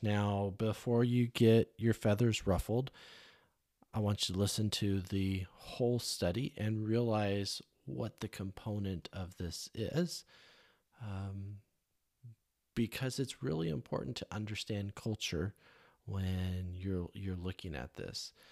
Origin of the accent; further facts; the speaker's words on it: California, United States; growing up in California